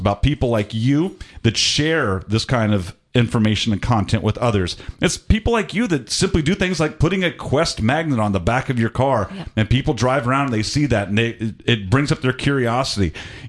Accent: Atlanta, Georgia, United States; I'm originally from Atlanta, and I moved around all over the place.

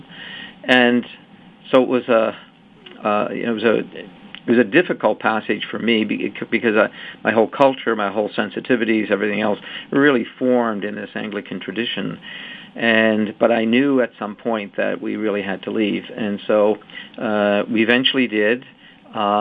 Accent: Canada; I was born in Canada

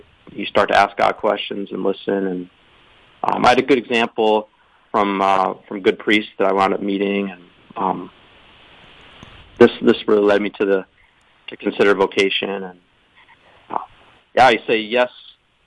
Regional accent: Atlanta, Georgia, United States; also born or lived in Texas; now in Dahlonega, United States; I grew up in Atlanta, where my parents still live

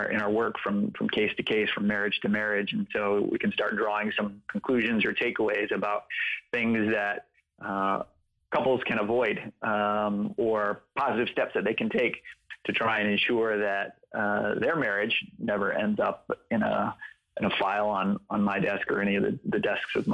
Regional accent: Atlanta, Georgia, United States; also born or lived in West Coast / New York; I was born out on the West Coast. We lived in upstate New York for a little while. We ultimately moved to Atlanta.

